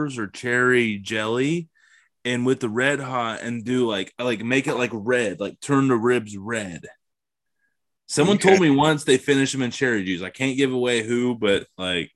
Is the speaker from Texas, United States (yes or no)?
no; Ohio, United States; I'm from Ohio